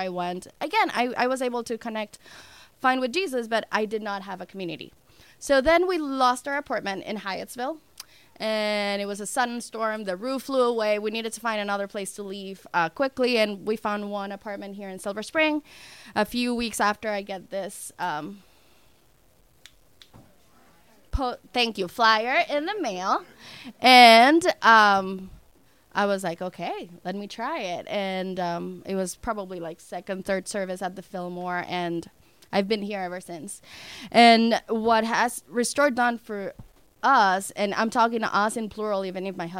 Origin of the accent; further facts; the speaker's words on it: Dominican Republic; moved away as an adult; now in United States; I'm from the Dominican Republic, and I moved to the United States almost 10 years ago